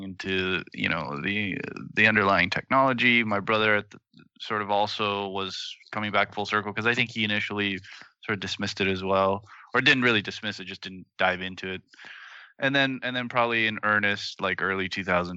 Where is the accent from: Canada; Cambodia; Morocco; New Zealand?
Canada; Toronto, Ontario; moved away; I'm also from Toronto originally.